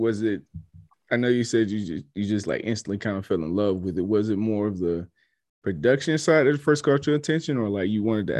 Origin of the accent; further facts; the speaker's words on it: Columbia, South Carolina, United States; growing up in Colombia, we weren't known for like many artists coming out of Colombia.